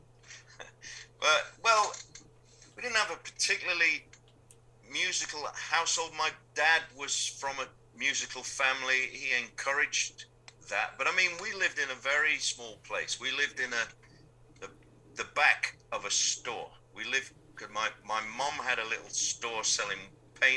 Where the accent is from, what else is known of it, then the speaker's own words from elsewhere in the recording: Sheffield, Yorkshire and the Humber, United Kingdom; I grew up in Sheffield